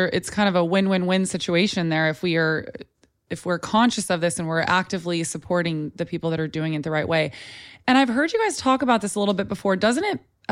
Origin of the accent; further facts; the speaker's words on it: Texas, United States; when I was a kid, I grew up in Texas